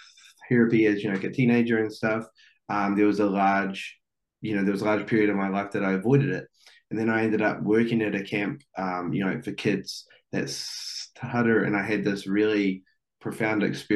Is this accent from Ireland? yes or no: no; New Zealand; I'm from New Zealand